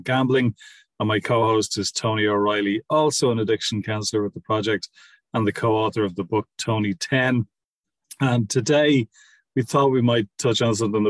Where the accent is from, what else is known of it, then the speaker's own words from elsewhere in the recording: Ireland; we were raised in Catholic schools in Ireland